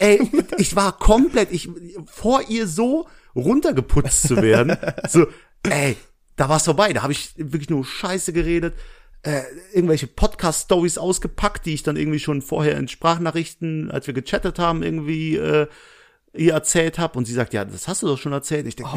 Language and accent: German; Essen, North Rhine-Westphalia, Germany; moved away; nein, ich komme aus Essen.